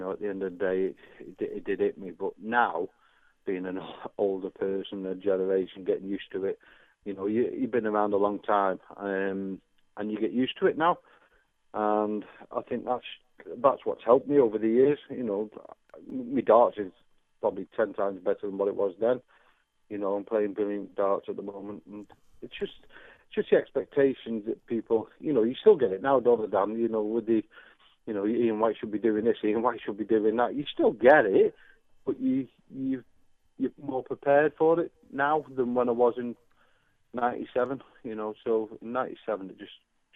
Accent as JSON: {"language": "English", "town": "Runcorn", "region": "North West England", "country": "United Kingdom", "said": "I was from Runcorn"}